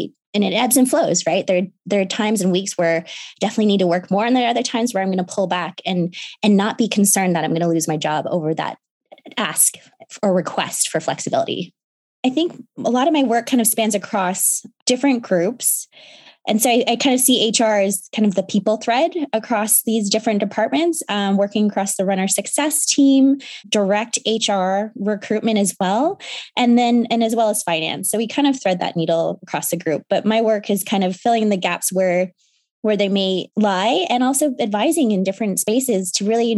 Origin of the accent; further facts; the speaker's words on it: Seattle, Washington, United States; also born or lived in Chicago, Illinois; I grew up in Seattle